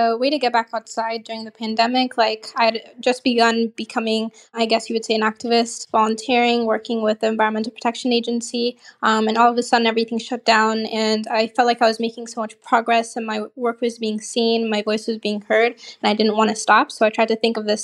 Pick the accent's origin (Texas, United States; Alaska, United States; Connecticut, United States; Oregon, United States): Oregon, United States; Portland; moved away as an adult; also born or lived in Lagos, Nigeria; now in Israel; I grew up in Nigeria. I lived there till I was 8 years old.